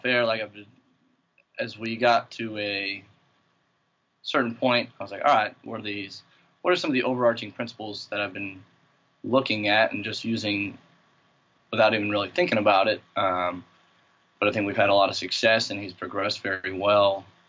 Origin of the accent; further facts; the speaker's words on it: St. Paul, Minnesota, United States; moved away as an adult; also born or lived in Springfield, Massachusetts / Thibodaux, Louisiana; now in Amherst, United States; I grew up in St. Paul, Minnesota, right outside Twin Cities